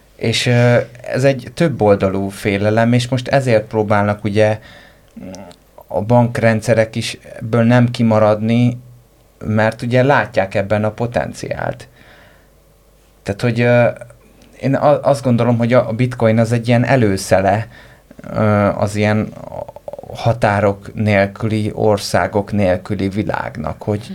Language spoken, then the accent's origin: Hungarian; Hungary; magyar vagyok